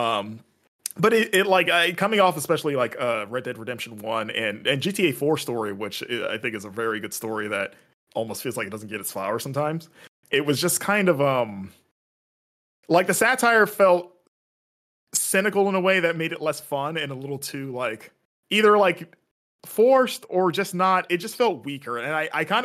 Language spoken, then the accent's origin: English; West Palm Beach, Florida, United States; also born or lived in Fort Lauderdale; I grew up in South Florida in West Palm Beach